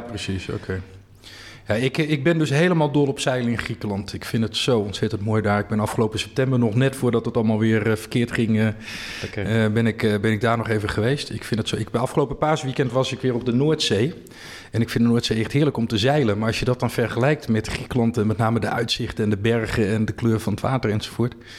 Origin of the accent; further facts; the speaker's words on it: Friesland, Netherlands; moved away; Ik ben een Fries van, eh, van huis uit